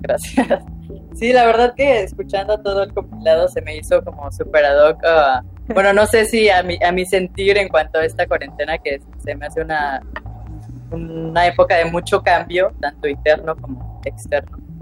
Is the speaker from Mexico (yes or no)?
yes; Veracruz, Mexico; moved away as an adult; now in Cholula, Mexico; Veracruz, pues vaya, es mi tierra, mi tierra natal